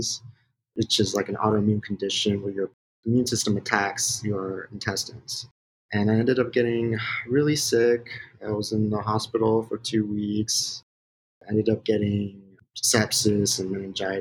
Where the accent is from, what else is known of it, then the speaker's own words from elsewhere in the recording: West Covina, California, United States; I'm originally from West Covina, California